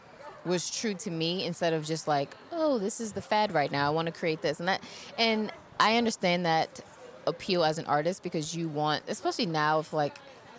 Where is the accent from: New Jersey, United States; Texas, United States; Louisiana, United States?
Louisiana, United States; New Orleans; moved away; I'm from New Orleans originally, and I don't have many of my things from childhood because of Katrina